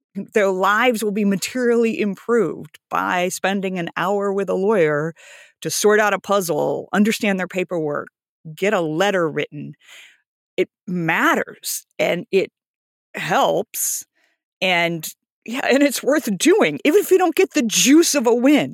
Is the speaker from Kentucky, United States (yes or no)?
no; Camarillo, California, United States; I grew up in Southern California.